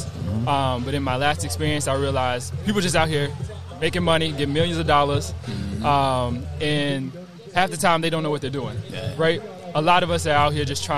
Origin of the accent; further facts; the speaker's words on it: Pontotoc, Mississippi, United States; moved away; I'm from Pontotoc